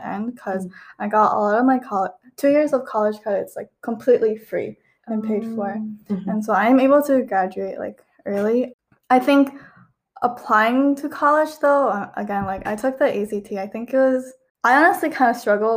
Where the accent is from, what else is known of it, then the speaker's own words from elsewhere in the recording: Michigan, United States; I grew up in Michigan